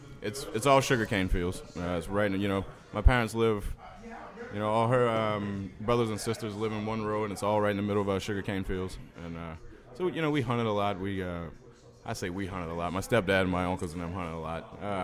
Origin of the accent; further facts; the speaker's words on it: Bayou Goula, Louisiana, United States; I grew up eating a lot of game. There was a lot of hunting, a lot of fishing where I'm from, you know. Where are you from? Right now, Bayou Goula, Louisiana.